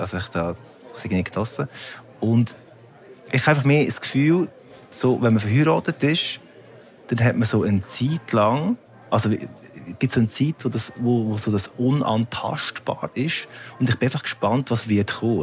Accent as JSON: {"language": "German", "region": "Lucerne", "country": "Switzerland", "tie": "born or raised there", "said": "ich bin natürlich in Luzern aufgewachsen, also im sehr Kanton katholisch"}